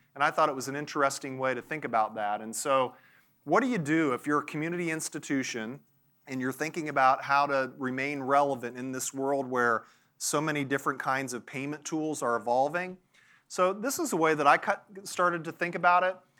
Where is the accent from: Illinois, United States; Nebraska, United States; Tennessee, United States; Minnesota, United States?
Tennessee, United States; Nashville; I'm from Nashville. There's a little town called Franklin close to where I live